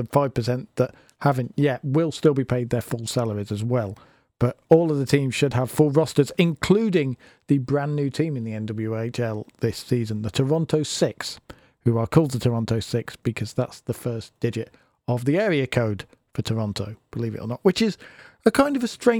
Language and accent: English; United Kingdom; now it's time for me to look close to home here in my home country of Britain